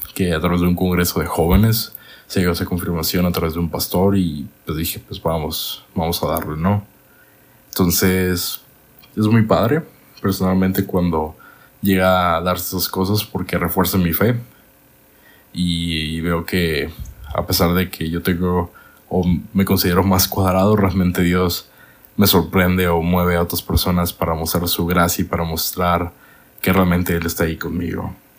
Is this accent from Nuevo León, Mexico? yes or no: yes; Monterrey, Nuevo León, Mexico; also born or lived in Guadalajara; Yo, siendo niño, me fui a la ciudad de Monterrey con mi mamá